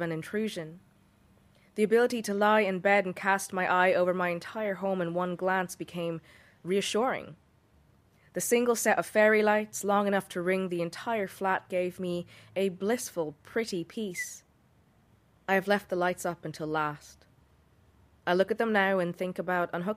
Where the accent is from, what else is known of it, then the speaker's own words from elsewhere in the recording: India; now in Dublin, Ireland; I'm a writer from India living in Dublin.